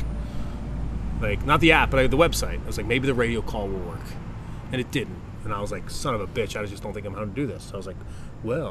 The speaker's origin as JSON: {"language": "English", "country": "United States", "said": "as an American"}